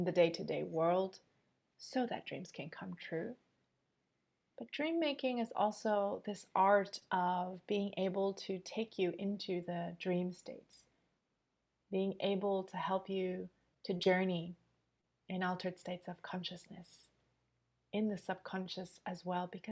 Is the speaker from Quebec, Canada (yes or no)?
yes; Montreal, Quebec, Canada; now in Sydney, Australia; I'm born and raised in Montreal, and now I'm currently living in Sydney